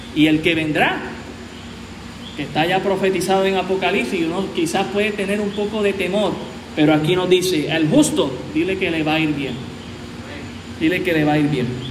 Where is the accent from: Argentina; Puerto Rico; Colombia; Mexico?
Puerto Rico